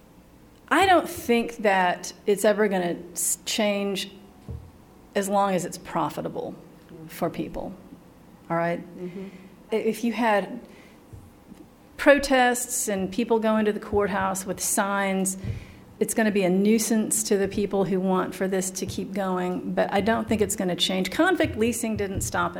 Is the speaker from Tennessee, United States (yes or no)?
yes; East Tennessee, United States; I grew up in East Tennessee.